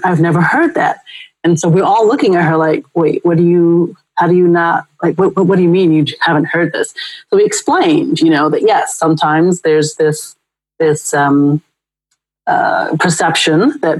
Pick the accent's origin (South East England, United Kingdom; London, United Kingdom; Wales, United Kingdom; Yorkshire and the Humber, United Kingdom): London, United Kingdom; now in Brooklyn, United States; I was trying to be able to talk slang and speak the way that my friends did because I went from London to Brooklyn, New